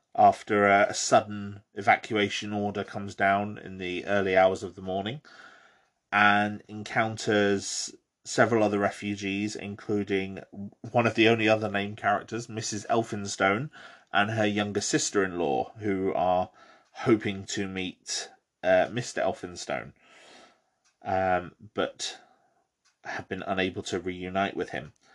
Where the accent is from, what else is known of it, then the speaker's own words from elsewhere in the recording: Bromley, London, United Kingdom; I grew up in Bromley, Kent, in the southern, southeast of England